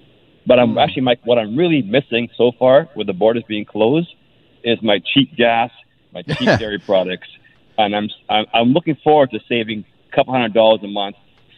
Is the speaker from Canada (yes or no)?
yes; Canada; as a Canadian, I don't have a green card